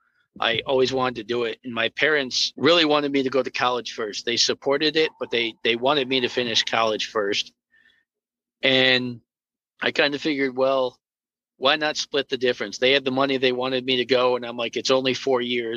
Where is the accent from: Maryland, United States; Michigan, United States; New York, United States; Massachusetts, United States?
New York, United States; Camillus; I grew up in Camillus, New York, which is about 6 miles west of the city of Syracuse. I was born and raised there